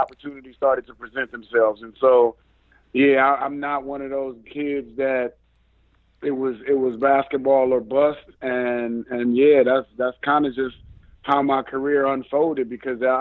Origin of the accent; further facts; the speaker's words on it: Cleveland, Ohio, United States; typical inner city Cleveland, Ohio